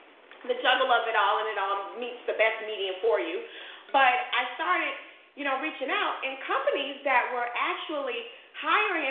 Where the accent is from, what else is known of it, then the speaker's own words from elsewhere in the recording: Chicago, Illinois, United States; moved away; I'm from Chicago